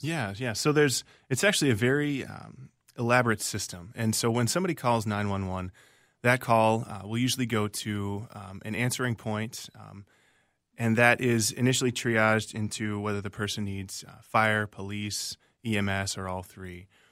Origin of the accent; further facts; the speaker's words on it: Virginia, United States; moved away as an adult; also born or lived in Minnesota; now in Minneapolis, United States; I was born and raised in Virginia, the state of Virginia, not Virginia, Minnesota